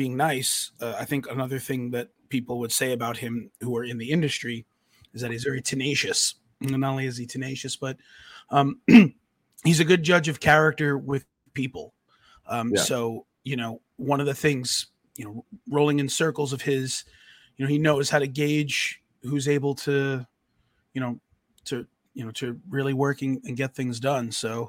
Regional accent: New York, United States; You know, I grew up on Long Island with him.

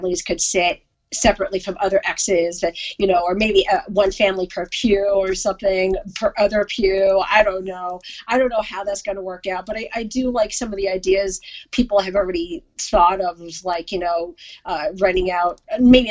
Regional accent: Missouri, United States; moved away; my home state, Missouri

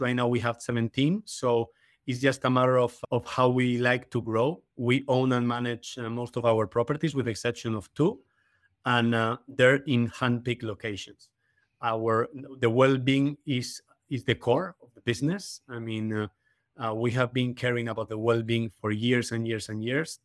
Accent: Madrid, Community of Madrid, Spain; moved away as an adult; also born or lived in Canada / Caribbean / Miami Beach; now in United Kingdom; in Madrid, I was in my hometown

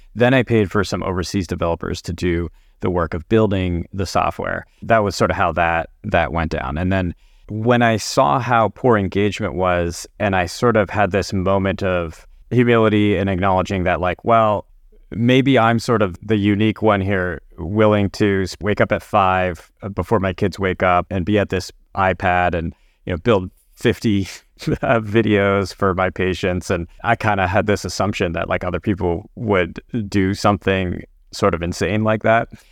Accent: Connecticut, United States; also born or lived in New Orleans, Louisiana / New York; took a job in private practice back very close to where I grew up in Connecticut

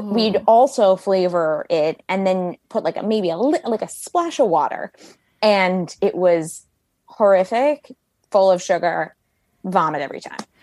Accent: Bethesda, Maryland, United States; I grew up in Bethesda, Maryland

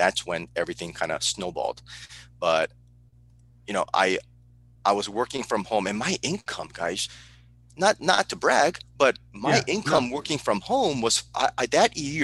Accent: Burbank, California, United States; also born or lived in Seoul, South Korea / San Diego, California / Okinawa, Japan; I was raised in Burbank, California

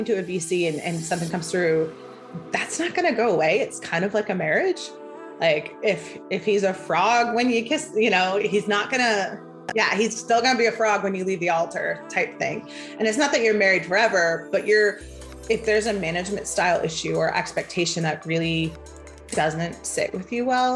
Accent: outside of Chicago, Illinois, United States; I grew up outside of Chicago

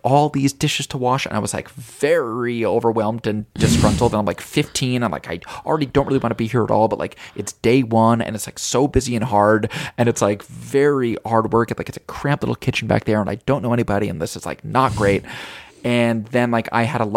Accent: Albany, New York, United States; moved away; my hometown Albany

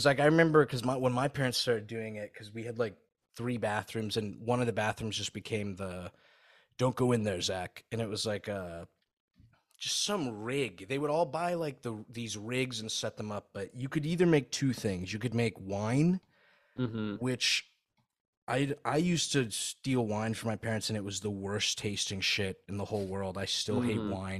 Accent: Saudi Arabia; my buddy we grew up with in Saudi.

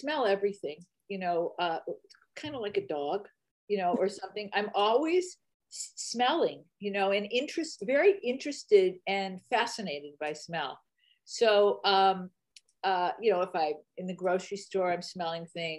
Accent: Detroit, Michigan, United States; moved away as an adult; now in Berkeley, United States; I lived my first 20 some years in Detroit.

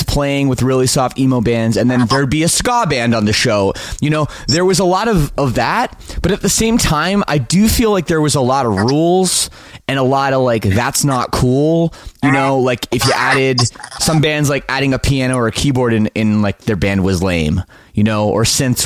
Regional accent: Toronto, Ontario, Canada; I grew up in the Toronto suburbs.

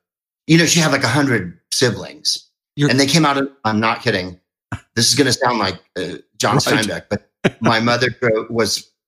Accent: San Carlos, California, United States; also born or lived in Phoenix, Arizona; Well, I'm from San Carlos, a small white community south of San Francisco.

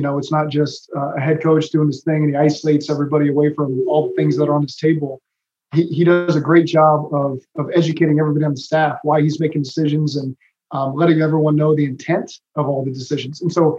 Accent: Oklahoma, United States; moved away as an adult; also born or lived in Cincinnati; now in Los Angeles, United States; I'm from Oklahoma. I've been in Cincinnati.

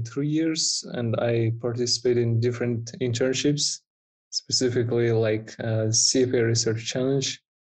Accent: Almaty, Kazakhstan; I'm from Almaty, from Kazakhstan.

